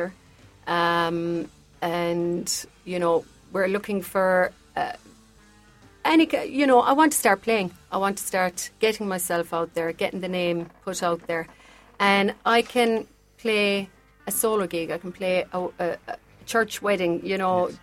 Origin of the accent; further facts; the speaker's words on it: Newtownshandrum, Munster, Ireland; moved away as an adult; now in Buenos Aires, Argentina; I came from Newtown Shandrum, 850 people living there, and we're in Buenos Aires